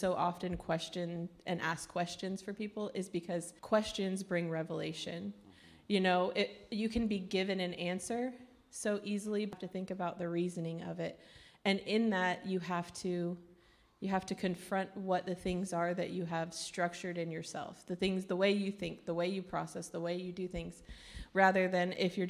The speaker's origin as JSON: {"language": "English", "town": "Jacksonville", "region": "Florida", "country": "United States", "moved": "as an adult", "lives_now": "Ireland", "said": "The crazy bunch on the front row is mine. we come from Jacksonville, Florida. We felt like God was calling us to Ireland at the beginning of 2019, right?"}